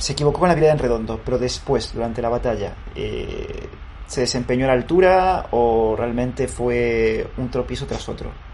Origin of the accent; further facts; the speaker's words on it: Spain; nosotros como eh, españoles